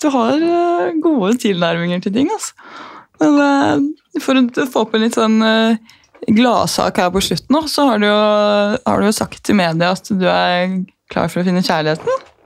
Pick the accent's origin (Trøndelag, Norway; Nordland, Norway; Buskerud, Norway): Buskerud, Norway; Gol; moved away; Jeg er jo fra Gol med 4000 innbyggere